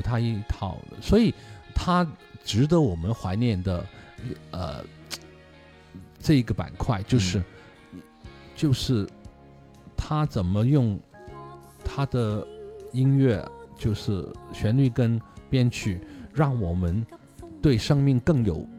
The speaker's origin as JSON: {"language": "Chinese", "country": "China", "said": "那我我们中国人就啊，一句说话两兄弟啊"}